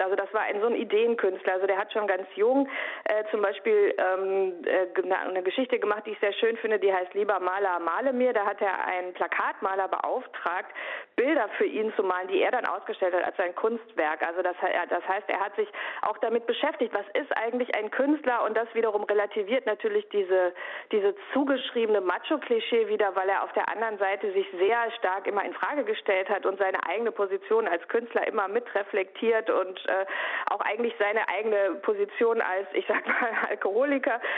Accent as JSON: {"language": "German", "town": "Bochum", "region": "North Rhine-Westphalia", "country": "Germany", "tie": "born or raised there", "said": "ich komme ja aus Bochum. Das heißt, als Kind des Ruhrgebiets"}